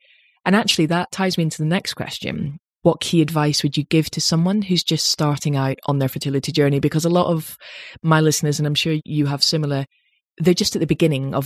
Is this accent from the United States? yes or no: no; United Kingdom; we're very British and people don't talk about money in Britain